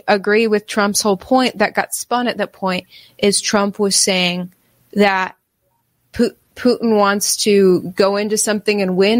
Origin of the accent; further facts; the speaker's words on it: United States; as an American